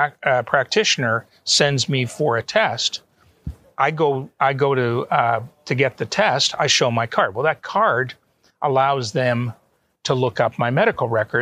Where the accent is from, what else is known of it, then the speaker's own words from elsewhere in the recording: Canada; moved away as an adult; also born or lived in Auburn, Alabama, United States / Atlanta, Georgia, United States; now in Toronto, Canada; And both my wife and I are Canadian citizens, natives. We were born there.